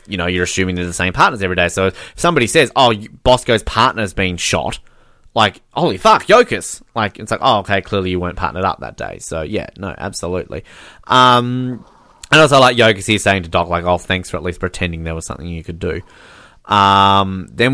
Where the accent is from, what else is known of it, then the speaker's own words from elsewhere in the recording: Australia; As an Australian